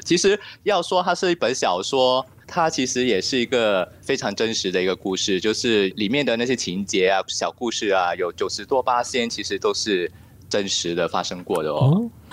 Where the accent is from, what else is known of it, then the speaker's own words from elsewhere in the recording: Singapore; also born or lived in France; 新加坡也是一块小土嘛，哦。然后古生土长嘛